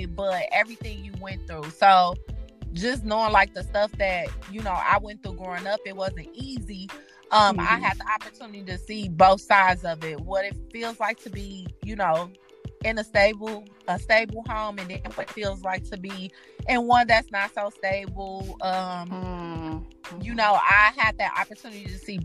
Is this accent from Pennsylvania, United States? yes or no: no; Chicago, Illinois, United States; now in Milwaukee, United States; I am originally from Chicago